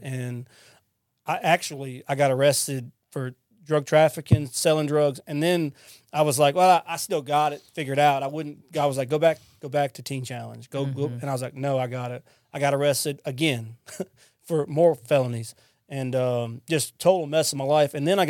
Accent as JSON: {"language": "English", "town": "Lafayette", "region": "Louisiana", "country": "United States", "lives_now": "Mississippi, United States", "said": "I'm from Louisiana, by the way. I'm not from Mississippi. I'm from Lafayette. I'm a Cajun at heart. And so I come here to Mississippi."}